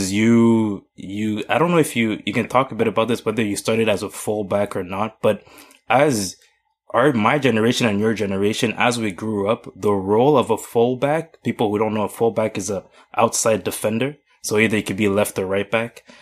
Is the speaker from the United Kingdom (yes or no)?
no; Toronto, Ontario, Canada; the fact that I was from Toronto. It literally had nothing to do with me.